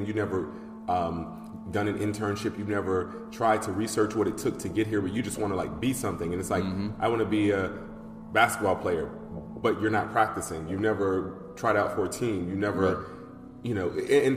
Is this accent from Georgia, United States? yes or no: yes; Atlanta, Georgia, United States; I grew up in Atlanta, Georgia